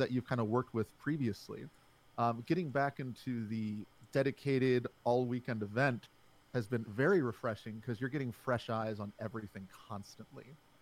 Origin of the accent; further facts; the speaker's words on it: Alexandria, Virginia, United States; I am from Alexandria, Virginia, right outside of the D.C. area